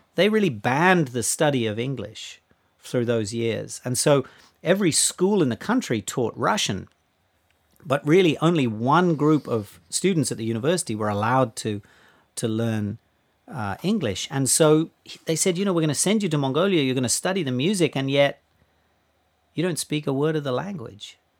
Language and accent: English; Australia; moved away; I grew up in Australia